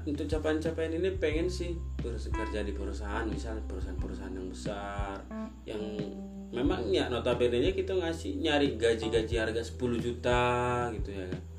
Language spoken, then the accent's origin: Indonesian; North Sumatra, Indonesia; Karena di Indonesia apalagi di daerah aku sendiri di Simalungun ya.